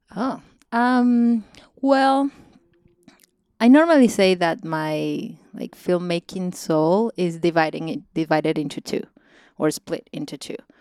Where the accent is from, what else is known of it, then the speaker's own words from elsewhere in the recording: Mérida, Venezuela; English is a second language; also born or lived in Caracas, Venezuela; now in Los Angeles, United States; my hometown, in Mérida, Venezuela.